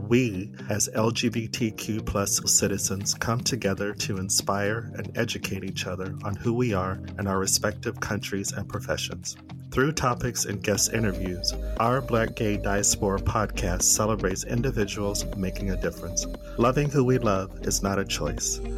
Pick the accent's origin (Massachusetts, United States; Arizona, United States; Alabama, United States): Arizona, United States; I'm from Arizona, which has a dry heat like Las Vegas